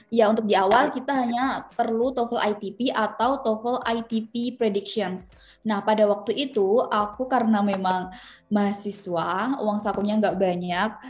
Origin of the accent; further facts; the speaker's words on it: Semarang, Central Java, Indonesia; Jadi aku asalnya dari Semarang, asal kampus dari Universitas PGRI Semarang